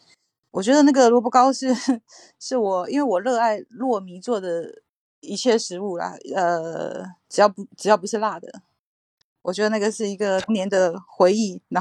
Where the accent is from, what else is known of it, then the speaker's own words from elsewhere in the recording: Taiwan; 我我来自台湾，然后我现在也在台湾。